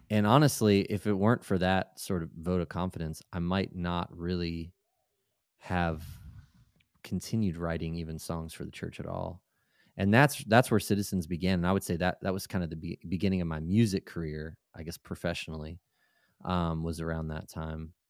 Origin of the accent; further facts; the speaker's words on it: Maryland, United States; I lived in, I grew up in Maryland